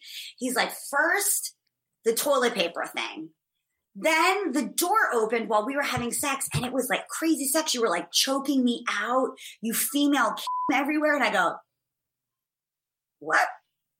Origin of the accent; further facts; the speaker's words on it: Ireland; And I'm Irish, so it takes a lot more than one glass of wine to even make a dent in this lady's constitution.